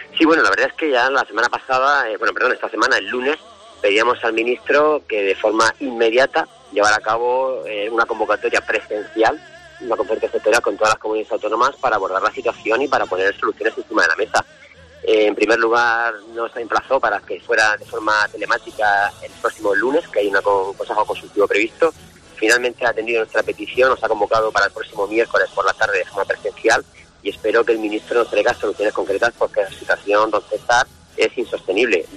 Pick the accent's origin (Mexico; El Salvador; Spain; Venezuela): Spain; Region of Murcia; siento añoranza y mucho amor por mi tierra